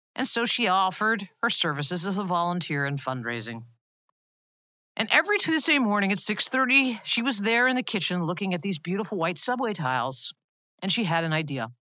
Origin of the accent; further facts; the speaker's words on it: Long Island, New York, United States; my hometown on Long Island